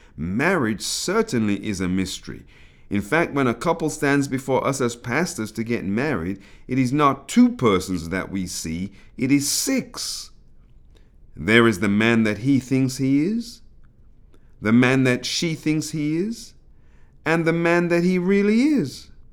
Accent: United Kingdom; accent: British; my British accent emerging from the mouth of an African Caribbean

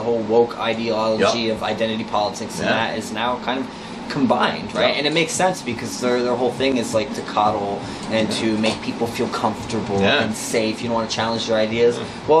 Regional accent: New Jersey, United States; I'm from New Jersey.

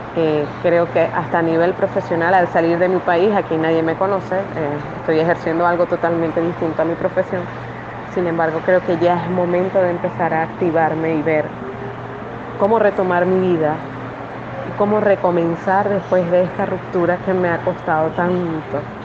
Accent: Venezuela; now in Ecuador; yo estoy en Ecuador, somos venezolanos.

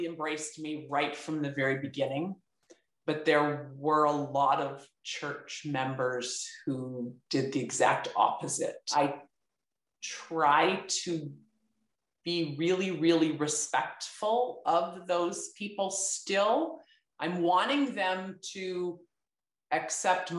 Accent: Beamsville, Ontario, Canada; I was born and raised in Beamsville

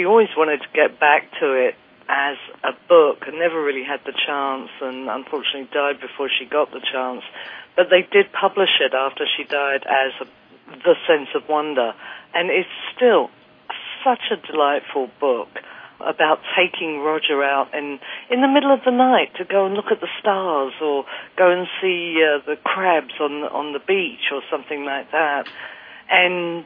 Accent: Kent, South East England, United Kingdom; I grew up in the Kent countryside in England

